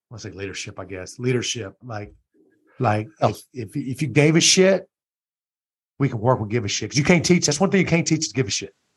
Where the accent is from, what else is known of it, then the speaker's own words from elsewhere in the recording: Louisiana, United States; I'm from Louisiana